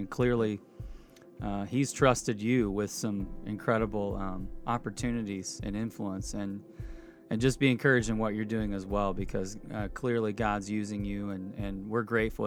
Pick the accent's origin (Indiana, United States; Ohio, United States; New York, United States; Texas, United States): Indiana, United States; Indianapolis; I grew up in Indianapolis